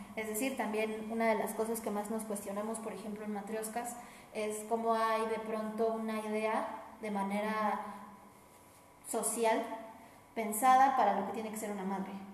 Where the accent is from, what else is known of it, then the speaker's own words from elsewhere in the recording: Mexico; Aquí en nuestra cultura como mexicanos nos han educado